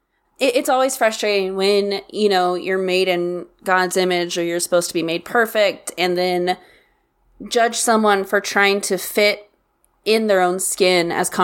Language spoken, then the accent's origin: English; the Bible Belt, United States; I grew up in the Bible Belt, technically, and a town of, you know, 2,000 people, 7 churches, 1 stoplight kind of situation. And so I grew up in the Baptist church, not Southern Baptist, normal Baptist.